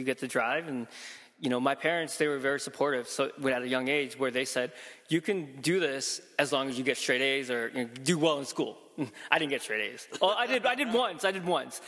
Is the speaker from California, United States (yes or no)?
no; Chicago, Illinois, United States; growing up in Chicago